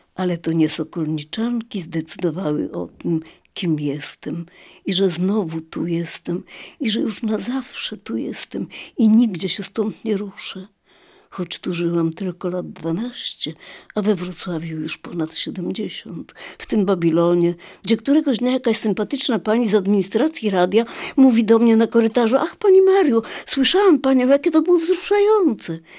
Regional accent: Lviv, Lviv Oblast, Ukraine; moved away; do mojego rodzinnego miasta

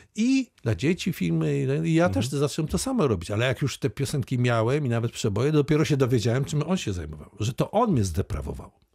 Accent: Wałbrzych, Lower Silesian Voivodeship, Poland; urodziłem w Wałbrzychu

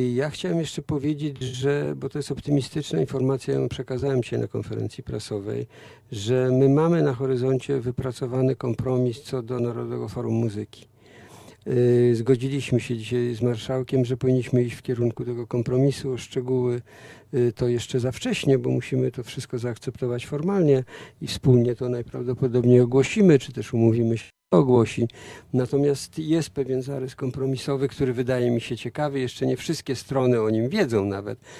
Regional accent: Warsaw, Masovian Voivodeship, Poland; u nas w Warszawie

